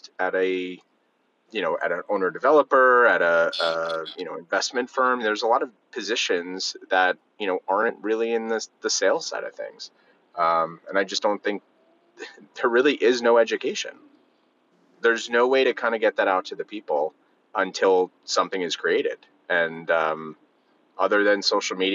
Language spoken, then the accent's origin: English; outside of New York, United States; growing up outside of New York